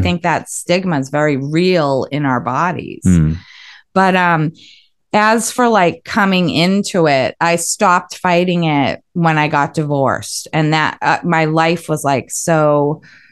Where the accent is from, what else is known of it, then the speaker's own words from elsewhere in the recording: Westwood, Massachusetts, United States; I grew up in Westwood, Mass.